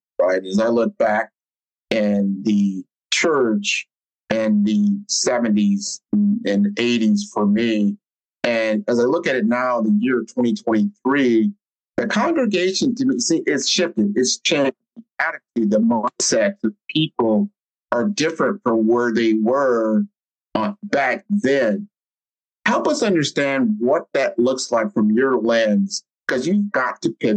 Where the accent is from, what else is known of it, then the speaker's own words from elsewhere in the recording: Omaha, Nebraska, United States; I grew up in Omaha, Nebraska.